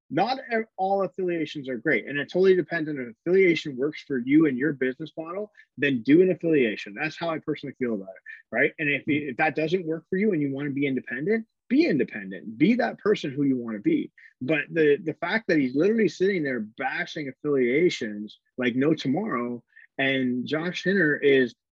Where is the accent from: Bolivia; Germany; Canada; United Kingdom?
Canada; uh, uh, we're Canadian, so we